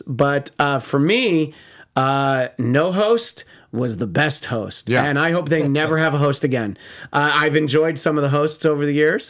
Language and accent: English; East Coast, United States; moved away; growing up on the East Coast.